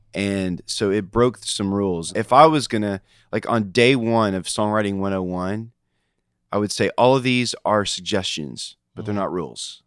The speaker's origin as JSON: {"language": "English", "town": "Nashville", "region": "Tennessee", "country": "United States", "tie": "born or raised there", "said": "I am a Nashville kid. I grew up in West Nashville"}